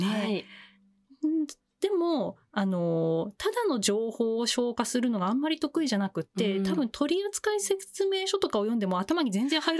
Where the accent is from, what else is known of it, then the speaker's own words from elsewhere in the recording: Chiba, Japan; 平成6年6月22日の、はい、えっと、朝生まれて、千葉出身です。